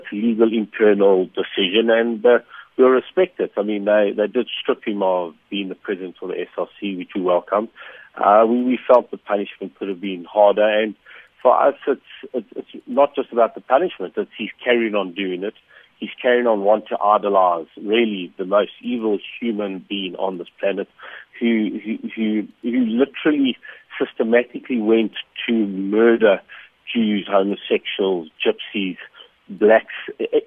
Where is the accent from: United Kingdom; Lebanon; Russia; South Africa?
South Africa; as a South African